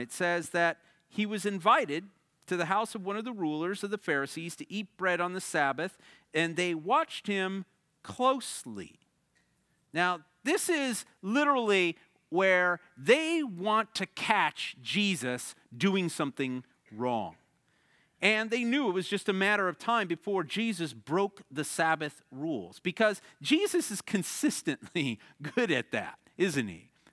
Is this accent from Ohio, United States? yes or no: no; the Midwest, outside of Chicago, Illinois, United States; now in Arizona, United States; I grew up in the Midwest, outside of Chicago